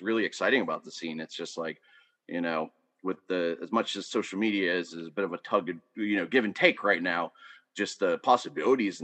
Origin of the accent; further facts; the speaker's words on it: Pittsburgh, Pennsylvania, United States; moved away as an adult; now in Pottstown, United States; I grew up in Pittsburgh from the south side for most, you know, for till I moved out here almost over a decade ago